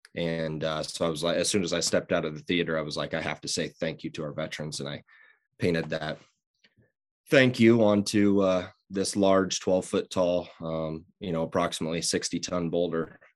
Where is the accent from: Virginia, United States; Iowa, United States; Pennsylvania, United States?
Iowa, United States; Fontenelle; now in Greenfield, United States; I'm from Southwest Iowa, grew up in Fontenelle, live in Greenfield